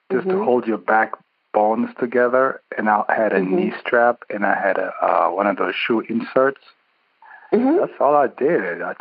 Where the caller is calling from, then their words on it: Connecticut, United States; Uh, today I'm calling from Connecticut